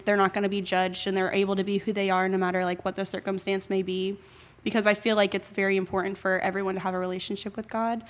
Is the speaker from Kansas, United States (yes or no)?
no; Jacksonville, Florida, United States; I was born and raised in Jacksonville, so I was actually born at N A S Jacks